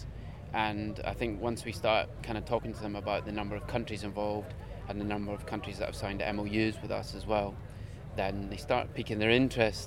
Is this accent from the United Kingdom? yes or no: yes; Scotland, United Kingdom; I come from Scotland